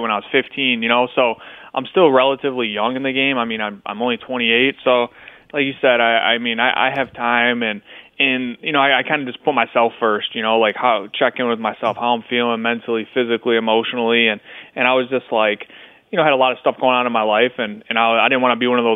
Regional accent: Midwest, United States; I'm from the Midwest

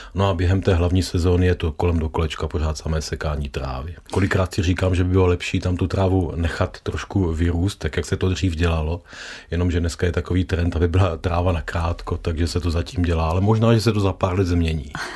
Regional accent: South Moravian Region, Czechia; u nás na Jižní Moravě

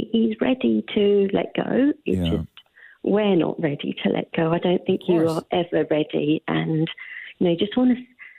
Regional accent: London, United Kingdom; moved away as an adult; now in Oakville, Canada

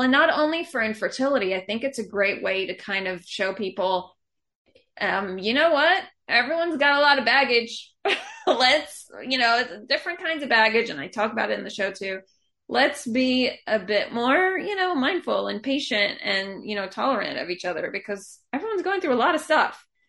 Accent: Atlanta, Georgia, United States; moved away as an adult; also born or lived in Israel; I grew up in Atlanta

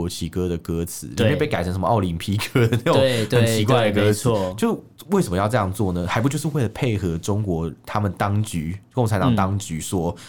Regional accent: Taiwan; 我们在台湾出生长大

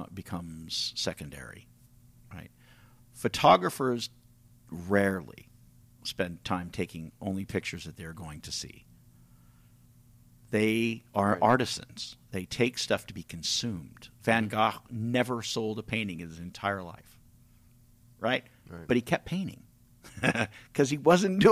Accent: California, United States; moved away; I'm from California originally

